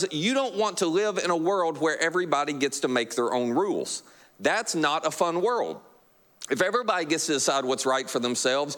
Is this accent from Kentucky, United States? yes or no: yes; Kentucky, United States; you're like me from Kentucky